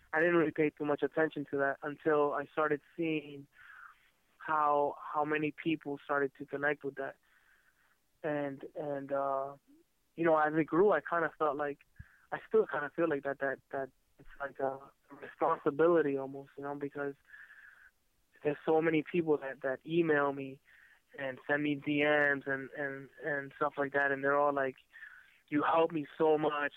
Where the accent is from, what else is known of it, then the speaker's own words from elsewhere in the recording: Miami, Florida, United States; also born or lived in San Francisco; mostly in uh, in Miami, Florida